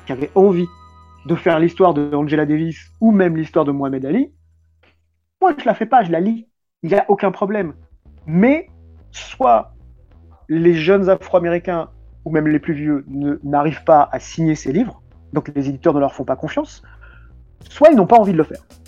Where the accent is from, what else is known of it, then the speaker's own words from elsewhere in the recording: France; on est des Français, caucasiens, on va dire, même si on a des origines euh, du Maghreb